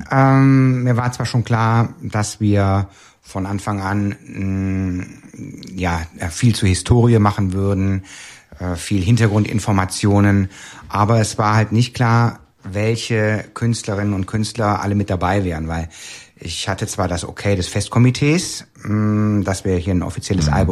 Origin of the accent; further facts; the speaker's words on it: Cologne, North Rhine-Westphalia, Germany; born there; ähm, ich bin zwar in Köln geboren, aber ähm, mein Kölsch selber ist jetzt nicht das Perfekte.